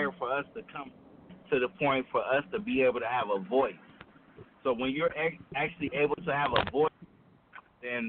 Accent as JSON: {"language": "English", "town": "Los Angeles", "region": "California", "country": "United States", "said": "I'm from Crenshaw District"}